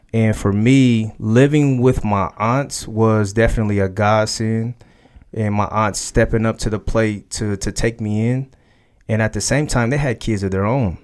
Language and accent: English; Dayton, Ohio, United States; now in Columbus, United States; I was born in Dayton, Ohio.